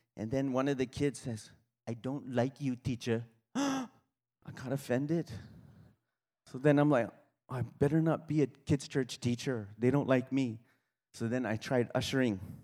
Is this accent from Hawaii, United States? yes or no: yes; Kauai, Hawaii, United States; moved away; I grew up on Kauai